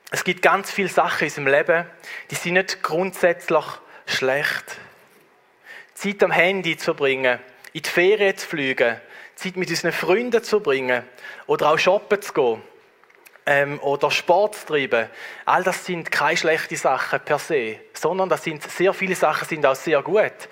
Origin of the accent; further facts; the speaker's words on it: Switzerland; bei uns in der Schweiz